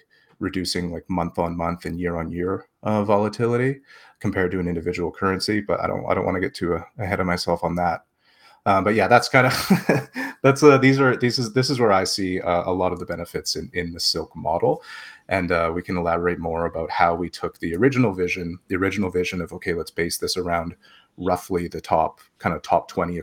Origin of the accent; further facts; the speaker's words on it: Canada; I'm Canadian. I use the Canadian dollar